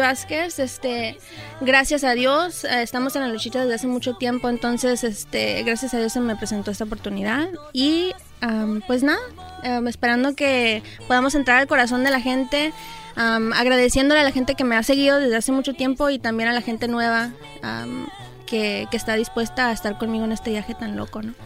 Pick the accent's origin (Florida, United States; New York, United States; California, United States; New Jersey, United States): California, United States; Los Angeles; yo soy nacida aquí en Los Ángeles. Mis papás son de México, mi mamá de Mexicali, mi papá de Sinaloa